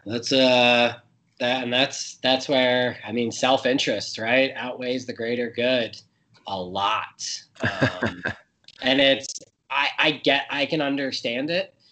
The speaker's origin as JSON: {"language": "English", "country": "United States", "said": "I'm an American"}